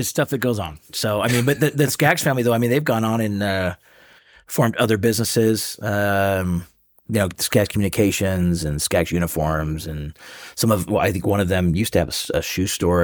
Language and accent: English; Seattle, Washington, United States; moved away as an adult; now in Salt Lake City, United States; born and raised in Seattle.